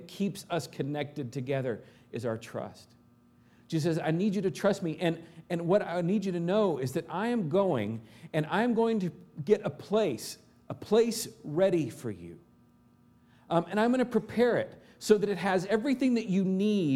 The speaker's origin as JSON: {"language": "English", "region": "Arkansas", "country": "United States", "tie": "born or raised there", "moved": "yes", "said": "back home in Arkansas"}